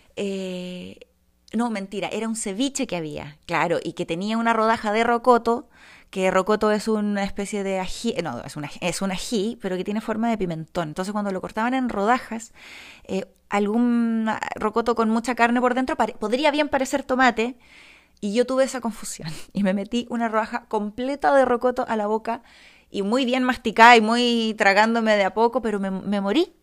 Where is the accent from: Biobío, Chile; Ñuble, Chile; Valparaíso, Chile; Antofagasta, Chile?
Ñuble, Chile; Bulnes; also born or lived in Santiago; Yo me crié, en, yo nací en Santiago, pero me crié los primeros años en Bulnes, octava región